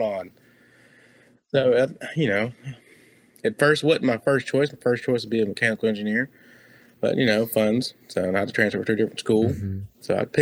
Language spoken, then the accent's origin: English; Long Beach, California, United States; moved away; Long Beach, California